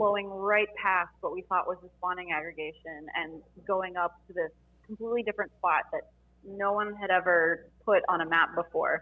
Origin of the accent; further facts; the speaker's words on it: South Florida, United States; I'm from South Florida